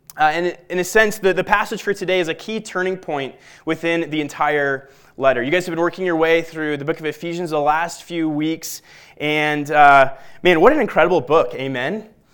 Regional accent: Littleton, Colorado, United States; I'm a Colorado native, as is my wife. I grew up in Littleton

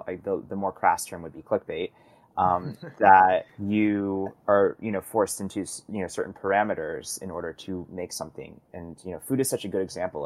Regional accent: Midwest, United States; I grew up in the Midwest

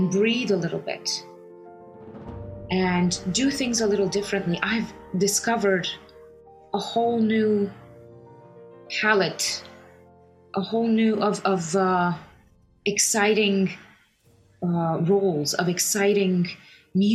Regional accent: Romania; also born or lived in United States; I was born in the United States. And after the fall of communism, my parents and all of us, we came back to Romania, and we've been here, ever since. But I left, I went to school here

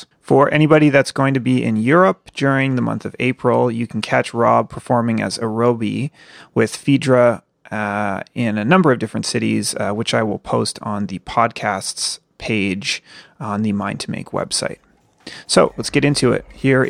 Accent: East Coast, United States; because I grew up on the East Coast.

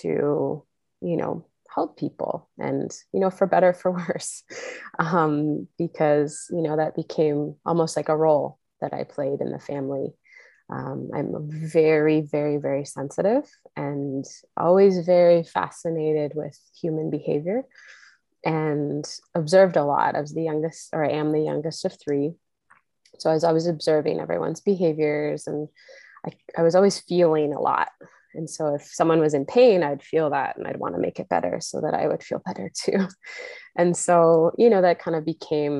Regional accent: Kamloops, British Columbia, Canada; I grew up in Kamloops, BC

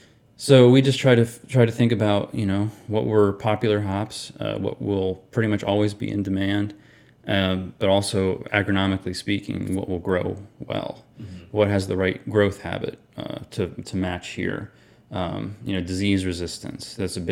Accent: Pennsylvania, United States; More or less, we're from Pennsylvania. My wife is definitely from Pennsylvania. I've lived sort of all over growing up. I don't really have like a home state in particular.

